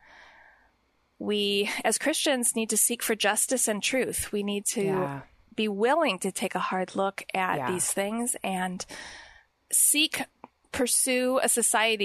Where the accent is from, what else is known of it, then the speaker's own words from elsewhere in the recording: Highland Park, Illinois, United States; I was born in Highland Park, actually.